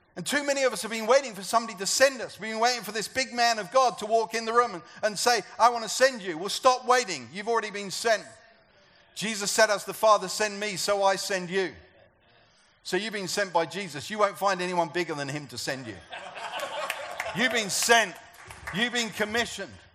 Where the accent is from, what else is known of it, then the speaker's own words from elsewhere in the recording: United Kingdom; I'm a European. I'm a British European.